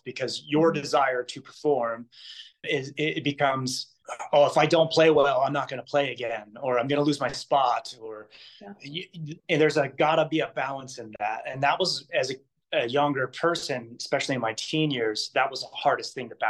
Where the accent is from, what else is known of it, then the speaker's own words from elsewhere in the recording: New Jersey, United States; moved away as an adult; now in Hawaii, United States; I'm originally from New Jersey